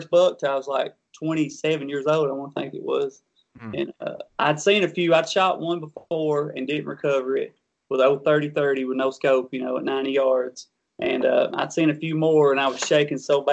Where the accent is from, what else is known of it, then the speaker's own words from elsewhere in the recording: Kentucky, United States; young country boys growing up in Kentucky.